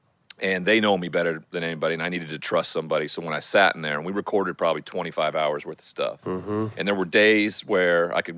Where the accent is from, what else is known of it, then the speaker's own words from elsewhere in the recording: Montana, United States; Growing up in Montana, where there's a huge cowboy culture